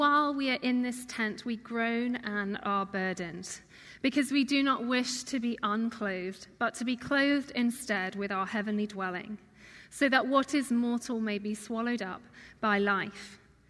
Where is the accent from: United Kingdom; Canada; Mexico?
United Kingdom; England; moved away as an adult; now in Gig Harbor, United States; do you miss England? Of course. I miss the rolling hills, I miss the endless cups of tea, I miss my family, my friends, my hometown.